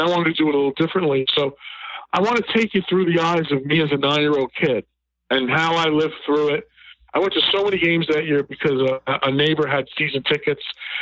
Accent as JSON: {"language": "English", "town": "New York City", "region": "New York", "country": "United States", "tie": "born or raised there", "said": "I grew up in the Bronx"}